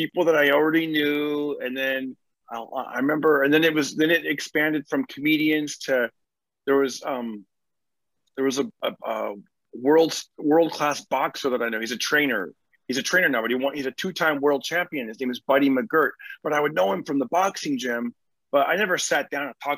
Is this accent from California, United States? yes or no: yes; Fresno, California, United States; So I grew up in California. I grew up in Fresno